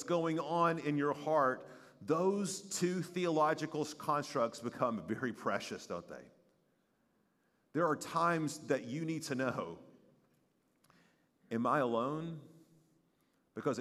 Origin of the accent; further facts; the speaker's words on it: East Tennessee, United States; moved away as an adult; I was 6 hours away from growing up in East Tennessee